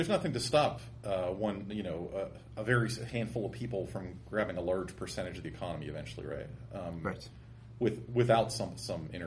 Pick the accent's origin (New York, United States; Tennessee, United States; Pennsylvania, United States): Pennsylvania, United States; Pittsburgh; I grew up in Pittsburgh